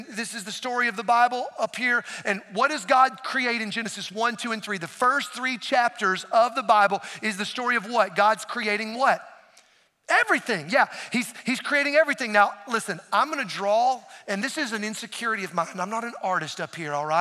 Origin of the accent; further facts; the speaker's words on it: Appalachian Mountains of North Carolina, United States; I grew up in the Appalachian Mountains of North Carolina